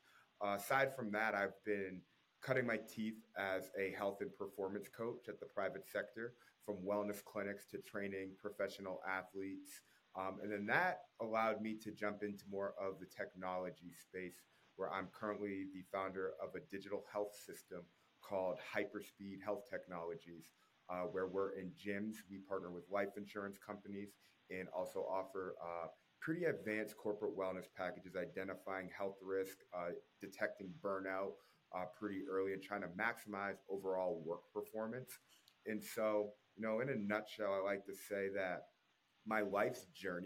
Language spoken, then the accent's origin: English; Natick, Massachusetts, United States; moved away; also born or lived in Minnesota; I'm originally from Natick, Massachusetts. It's outside of the Boston area.